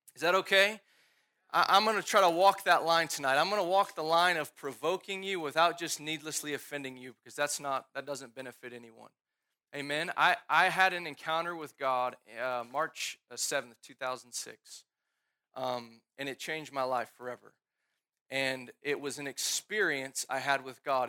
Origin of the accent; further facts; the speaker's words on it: Dallas, Texas, United States; I grew up here in Dallas